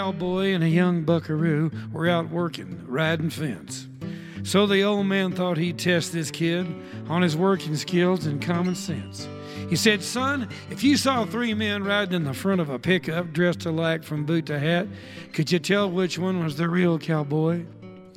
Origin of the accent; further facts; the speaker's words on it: Texas, United States; I'm from Texas.